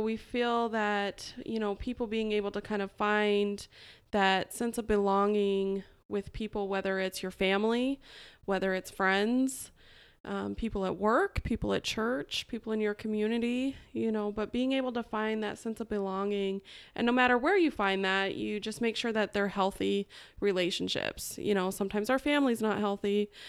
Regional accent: Idaho, United States; moved away as an adult; also born or lived in Atlanta, Georgia; I'm originally from Idaho, and when I was eighteen, I moved to Atlanta, Georgia

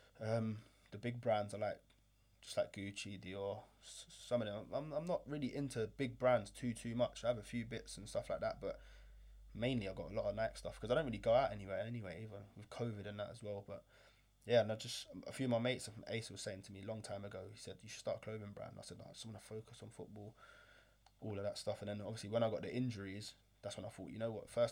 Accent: London, United Kingdom; I grew up in London

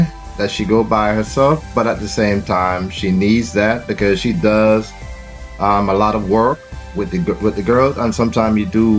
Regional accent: Jamaica; now in New York, United States; When I was born and raised in Jamaica

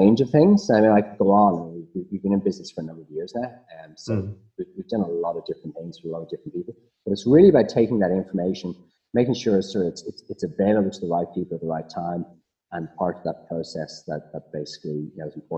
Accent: Ireland; accent: Irish; moved away as an adult; now in Australia; you can probably hear I'm Irish

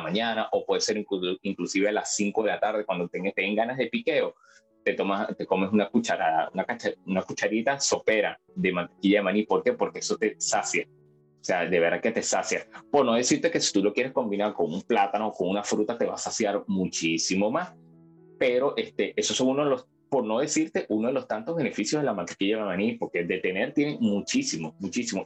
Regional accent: Venezuela; moved away as an adult; now in Peru; obviamente soy venezolano

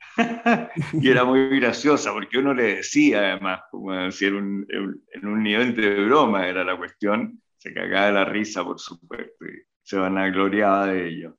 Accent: Chile; Y las teleseries chilenas, sabemos, no se compran en el extranjero, por, eh, como hablamos. Nadie nos entiende.

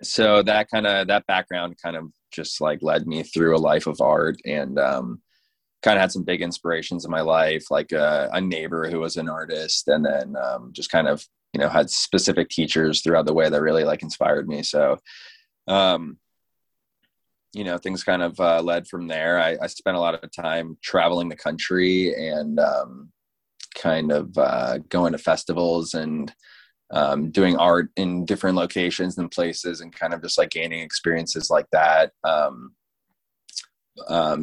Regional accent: Fort Lauderdale, Florida, United States; now in St. Augustine, United States; I'm living in St. Augustine, Florida now, but yeah, I grew up in Fort Lauderdale.

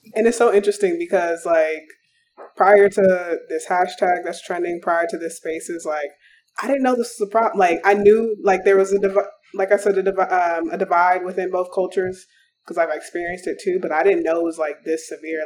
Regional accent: Arizona, United States; growing up in Arizona

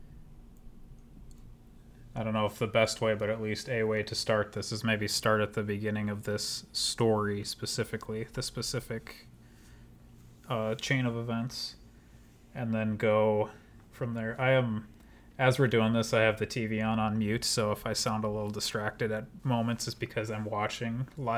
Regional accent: Minneapolis, Minnesota, United States; also born or lived in Denver; we're from the Twin Cities. I probably you too, would identify as being from the Minneapolis suburbs

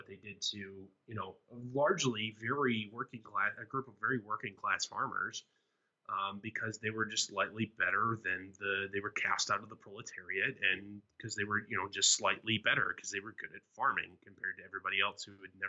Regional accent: United States; as an American

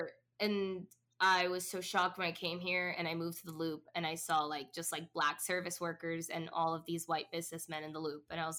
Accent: Orlando, Florida, United States; now in Chicago, United States; I come from Florida, and that's a big, big Latinx community. And I come from Orlando, which is a huge tourist city.

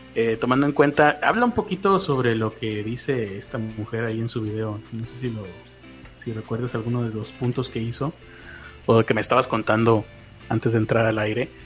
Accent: Mexico; yo soy mexicano

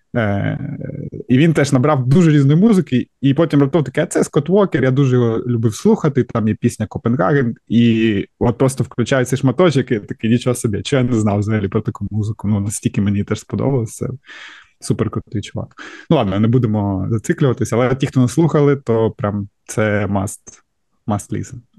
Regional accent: Kharkiv, Kharkiv Oblast, Ukraine; я з Харкова і. Е, все життя там прожив

